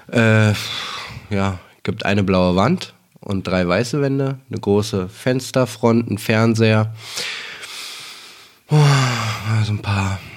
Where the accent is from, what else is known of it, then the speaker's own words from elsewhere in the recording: Berlin, Germany; born there; geboren in Berlin, ähm, lebe auch noch in Berlin